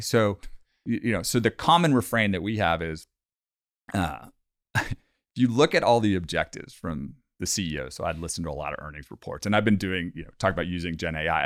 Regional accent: Bay Area, California, United States; born and raised in the Bay Area in California

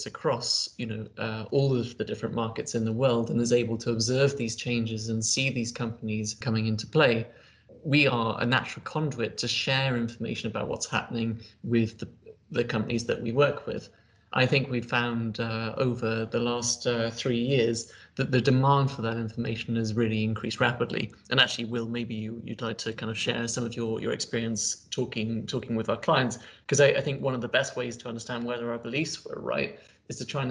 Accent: United Kingdom; I'm British

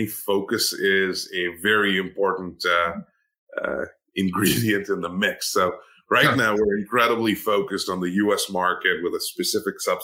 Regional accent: India; moved away as an adult; now in United States; I'm an immigrant to the U.S., right? I grew up in India

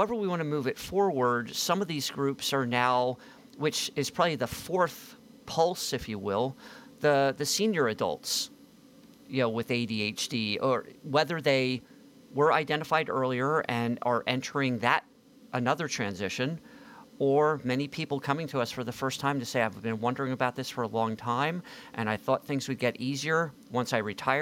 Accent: greater Philadelphia area, southeastern Pennsylvania, United States; also born or lived in Miami / Palo Alto; I'm living close to where I grew up in southeastern Pennsylvania, greater Philadelphia area.

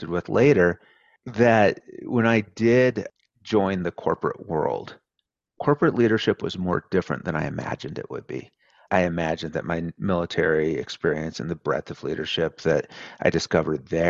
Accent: rural Oregon, United States; moved away; my mom still lives in the same house where I grew up. So if you go into my childhood bedroom in that house today in rural Oregon

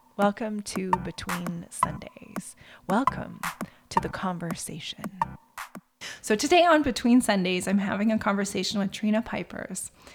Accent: Saskatchewan, Canada; my house growing up in Saskatchewan

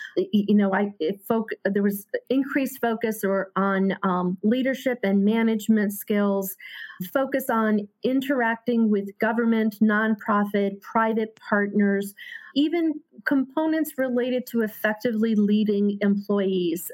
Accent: Hartford, Connecticut, United States; born and raised in Hartford

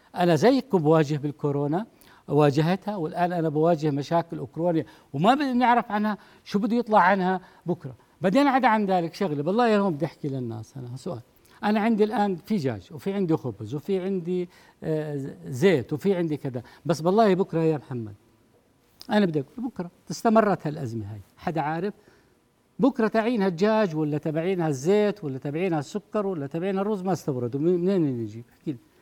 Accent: Jordan; عندنا بالأردن

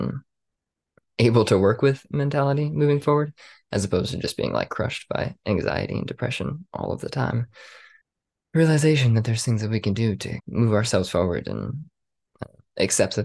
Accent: Las Vegas, Nevada, United States; born and raised in Las Vegas, Nevada

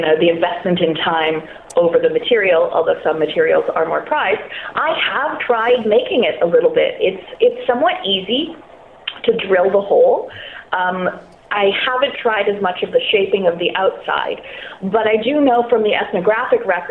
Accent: Canada; I'm Canadian.

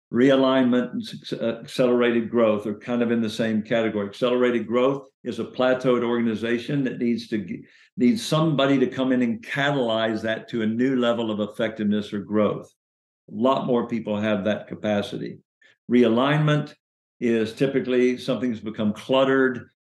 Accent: Chattanooga, Tennessee, United States; So I was born in Chattanooga, Tennessee

